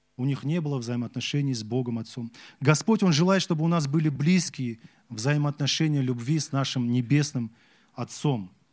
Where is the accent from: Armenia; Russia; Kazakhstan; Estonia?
Kazakhstan; Я вот казах